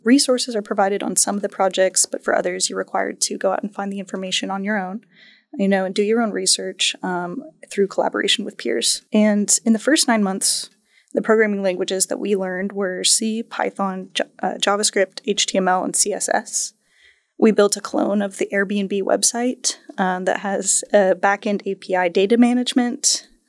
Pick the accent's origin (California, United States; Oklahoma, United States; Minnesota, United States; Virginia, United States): Oklahoma, United States; Tulsa; I'm a Tulsa native. I was born and raised in Tulsa